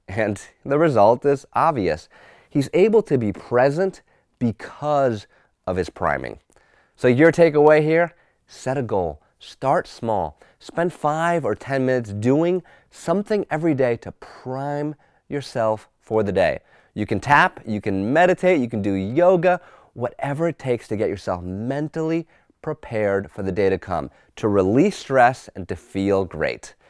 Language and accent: English; Newtown, Connecticut, United States; my hometown of Newtown, Connecticut